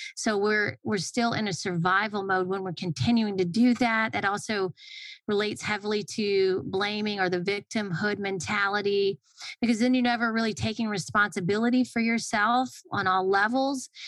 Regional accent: Atlanta, Georgia, United States; I grew up in Atlanta

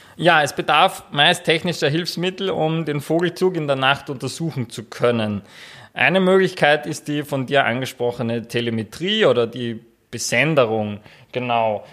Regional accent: Austria; bei uns in Österreich

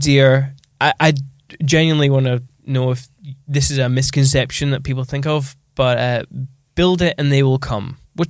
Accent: Scotland, United Kingdom; So you seem more genuine and being Scottish, you speak like me.

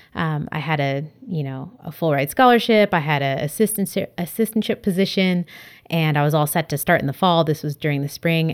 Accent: San Diego, California, United States; now in Berkeley, United States; I grew up in San Diego, California. So I was a beach kid

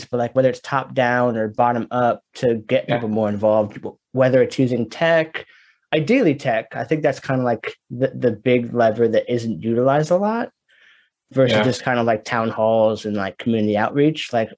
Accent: Portland, United States; because I'm from Portland

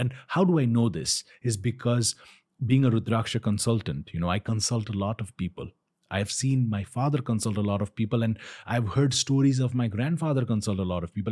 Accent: Kathmandu, Bagmati, Nepal; my village, I am from Pashpatinath. So, I didn't move to Pashpatinath

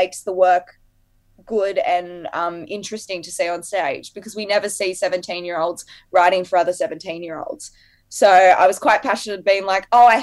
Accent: Sydney, New South Wales, Australia; I'm from Western Sydney

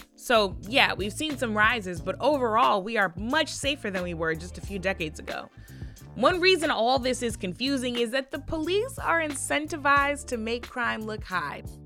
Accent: St. Louis, Missouri, United States; My hometown of St. Louis, full of creative, beautiful people

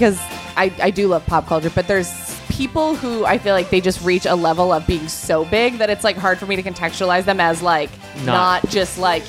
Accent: New York, United States; Near Ithaca, New York.

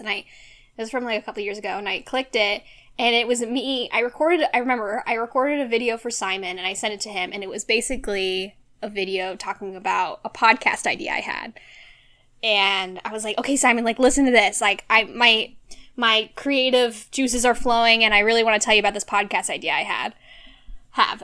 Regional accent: Orange County, California, United States; now in Los Angeles, United States; grew up in Orange County my whole life

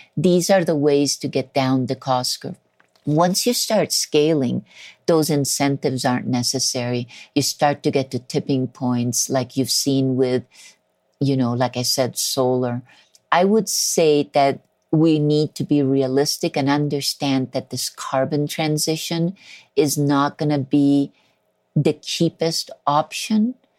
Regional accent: Colombia; I was born in Colombia

